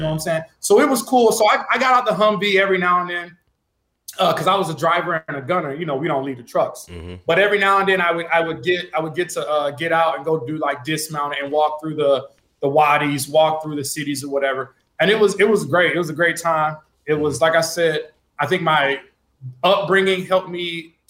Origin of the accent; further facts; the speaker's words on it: Alexandria, Louisiana, United States; moved away as an adult; also born or lived in Arizona; growing up in Louisiana